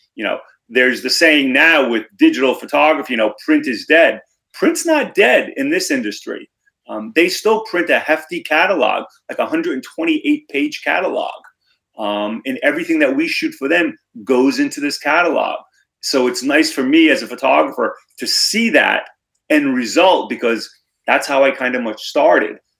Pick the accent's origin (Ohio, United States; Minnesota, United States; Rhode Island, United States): Rhode Island, United States; Cranston; also born or lived in Narragansett, Rhode Island; born and raised in Rhode Island, grew up in Cranston